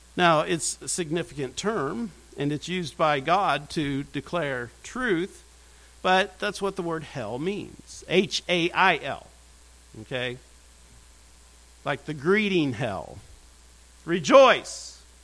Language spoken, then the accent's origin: English; United States; I'm from Brown County. I'm not from Westminster Seminary.